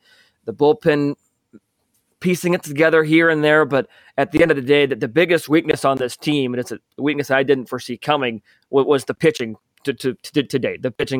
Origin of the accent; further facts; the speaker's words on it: Bloomington, Illinois, United States; I'm from Bloomington, Illinois, which is just 45 minutes away from Peoria.